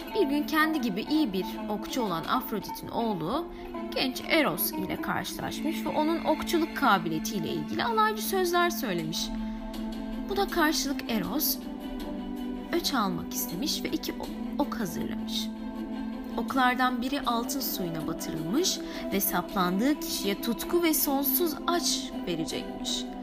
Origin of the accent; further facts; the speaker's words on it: Hatay, Turkey; kendi memleketim olan Hatay'dan